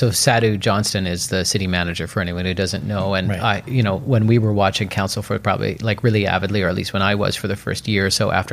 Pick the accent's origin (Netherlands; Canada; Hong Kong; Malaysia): Canada; Port Moody, British Columbia; also born or lived in Mexico; No, I grew up in Port Moody. I did live briefly in um, in North Van, but the first place I moved into in Yaletown was actually in 1999.